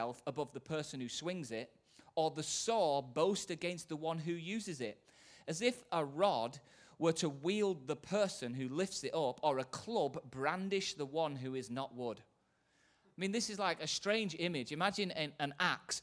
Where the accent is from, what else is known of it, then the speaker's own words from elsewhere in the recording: Manchester, North West England, United Kingdom; from Manchester